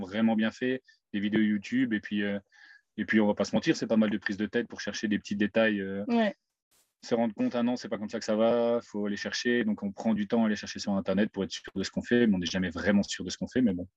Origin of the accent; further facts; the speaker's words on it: Mouscron, Wallonia, Belgium; moved away as an adult; je viens de Moucron